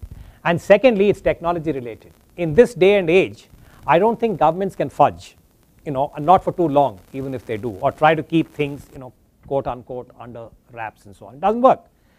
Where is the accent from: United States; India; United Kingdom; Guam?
India; as an Indian analyst